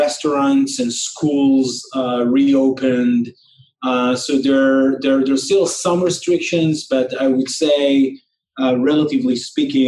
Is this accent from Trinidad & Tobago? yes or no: no; Israel; moved away as an adult; also born or lived in New York; I grew up in Israel, and was born and raised here